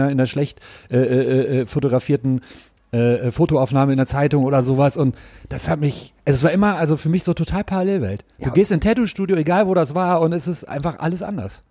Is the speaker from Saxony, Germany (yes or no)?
no; Gelsenkirchen, North Rhine-Westphalia, Germany; Ich komme ja ursprünglich aus Gelsenkirchen